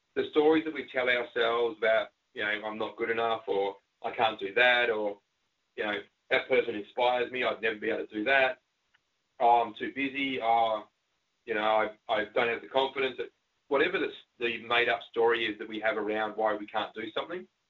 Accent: Australia

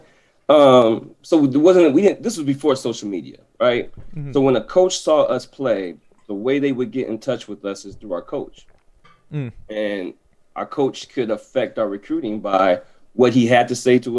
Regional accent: Des Moines, Iowa, United States; now in Madison, United States; I'm from Iowa, Des Moines, Iowa

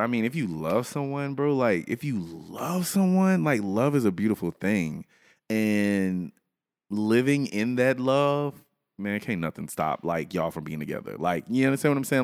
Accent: Louisiana, United States; I'm from Louisiana

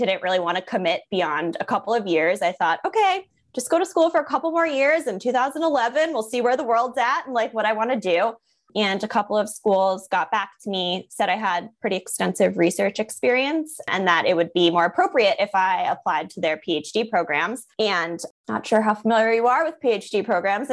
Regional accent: Long Island, New York, United States; also born or lived in Connecticut; I am born and raised on Long Island

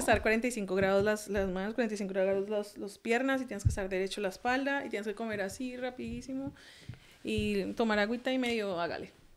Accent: Colombia; also born or lived in San Antonio / Anchorage, Alaska; now in United States; yo crecí en Colombia, soy mm, pues colombiana en sí

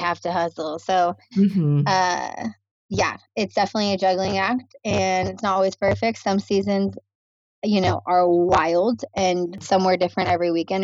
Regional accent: Naples, Florida, United States; moved away as an adult; now in Hawaii, United States; Love my hometown. Shout out to Naples.

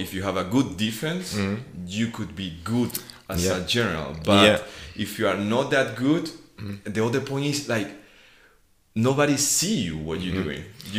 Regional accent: Venezuela; moved away; I'm coming from Venezuela, which is just baseball and baseball and baseball.

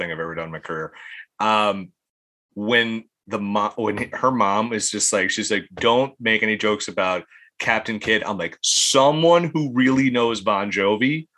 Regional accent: Ireland; being Irish

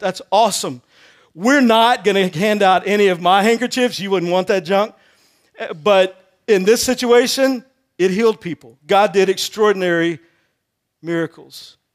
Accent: Texas, United States; I grew up in Texas

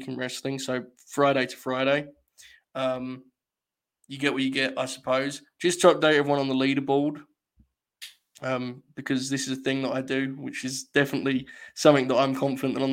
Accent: England, United Kingdom; I'm English

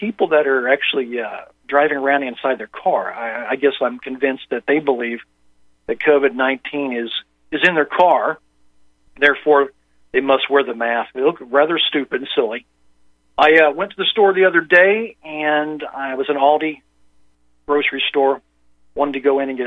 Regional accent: Indiana, United States; moved away; I grew up in Indiana

